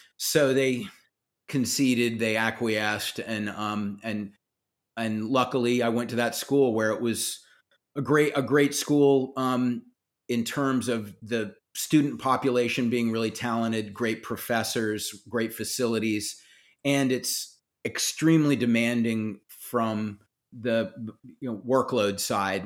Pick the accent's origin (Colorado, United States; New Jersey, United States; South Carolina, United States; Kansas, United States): South Carolina, United States; I grew up in South Carolina